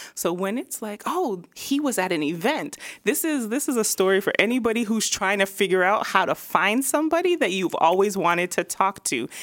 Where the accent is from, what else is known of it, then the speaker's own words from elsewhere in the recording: Vaughan, near Toronto, Ontario, Canada; moved away as an adult; also born or lived in Dallas; now in Atlanta, United States; I grew up in Vine, like, m, started in Toronto until my parents moved to, all of us to Vine.